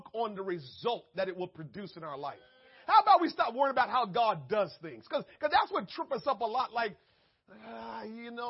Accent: Jamaica; I'm Jamaican.

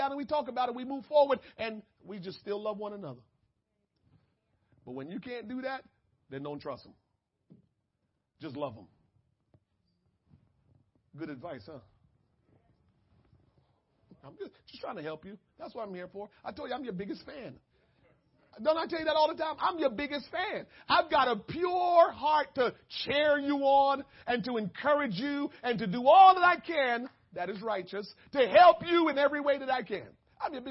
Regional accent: Jamaica; I'm Jamaican

